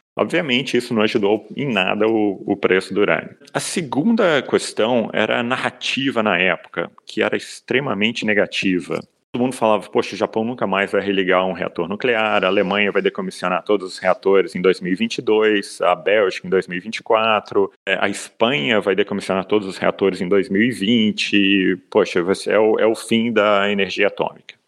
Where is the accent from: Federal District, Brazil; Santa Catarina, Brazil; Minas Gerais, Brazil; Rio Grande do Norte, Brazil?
Minas Gerais, Brazil; eu sou de Minas